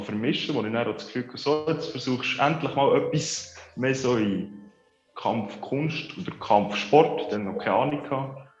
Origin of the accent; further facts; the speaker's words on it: Konolfingen, Bern, Switzerland; aus Bern, also aus Konofingen, besser gesagt. Schon etwa 20 Minuten Fahrt von Bern.